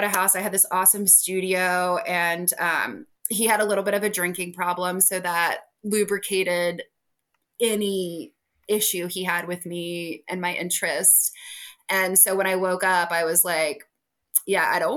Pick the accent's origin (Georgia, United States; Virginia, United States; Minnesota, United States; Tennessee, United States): Virginia, United States; Richmond; moved away as an adult; also born or lived in Missouri / upstate New York; I'm from Richmond